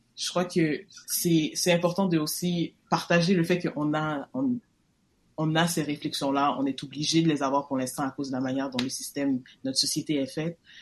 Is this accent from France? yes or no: no; Quebec, Canada; moi, on est né au Québec.